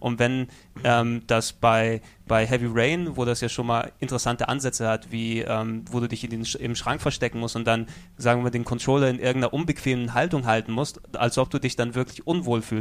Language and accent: German; Greece; Natürlich als äh, Grieche bin ich der God of War-Serie sehr verbunden, wie sie mein kulturelles Erbe jedes Mal vergewaltigt auf der Konsole.